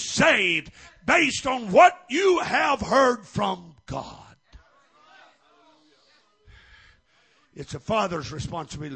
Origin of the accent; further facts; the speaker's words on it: Missouri, United States; when I was raised in Missouri